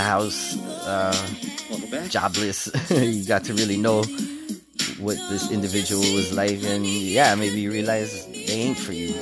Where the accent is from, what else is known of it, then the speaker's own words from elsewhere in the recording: Canada; I'm Canadian, y'all, so I say Z.